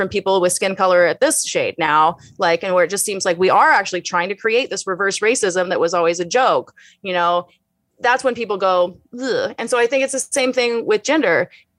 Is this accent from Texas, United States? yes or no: yes; Houston, Texas, United States; In Houston.